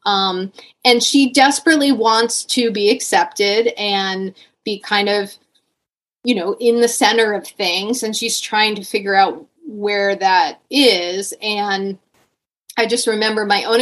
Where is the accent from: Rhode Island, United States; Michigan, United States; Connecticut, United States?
Connecticut, United States; growing up in Connecticut in the 80s